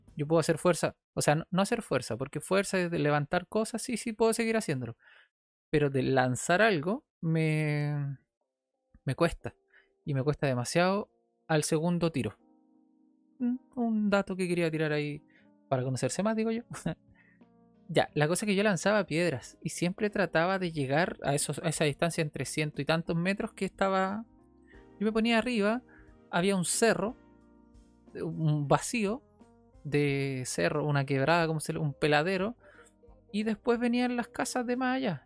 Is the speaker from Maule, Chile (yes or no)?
no; Viña del Mar, Valparaíso, Chile; Después me fui a Santa Julia, una casa de Santa Julia, acá en Viña del Mar